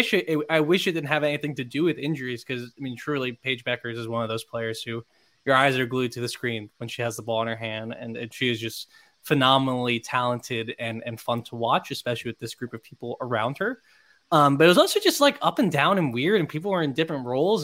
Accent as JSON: {"language": "English", "town": "Miami", "region": "Florida", "country": "United States", "moved": "yes", "lives_now": "Virginia, United States", "said": "I'm from Florida. Miami."}